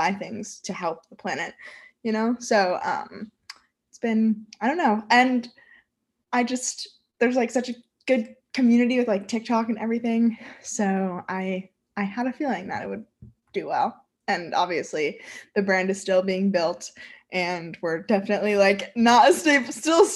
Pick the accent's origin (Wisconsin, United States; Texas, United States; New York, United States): New York, United States; I am from New York and I'm 20 years old